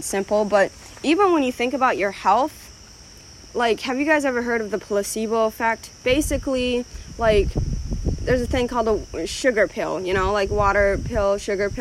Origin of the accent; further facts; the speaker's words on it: Ethiopia; moved away; I was born in Ethiopia.